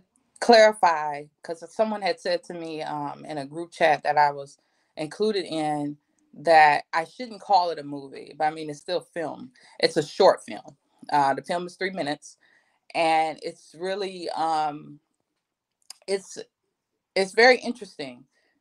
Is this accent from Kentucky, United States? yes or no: no; North Carolina, United States; moved away; also born or lived in Houston, Texas; I'm from North Carolina